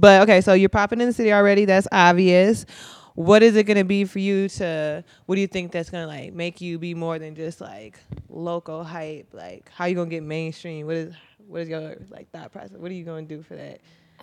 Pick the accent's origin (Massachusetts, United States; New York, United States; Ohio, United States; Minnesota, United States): Minnesota, United States; So I'm not from here. I'm from Minnesota, but even back in Minnesota, like, I was seeing your name on Spinrilla and all the little mixtape apps.